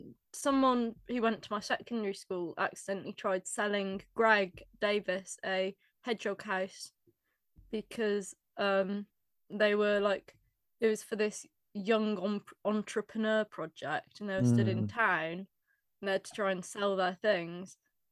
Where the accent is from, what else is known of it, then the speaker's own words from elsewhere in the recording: Shropshire, West Midlands, United Kingdom; We're from Shropshire.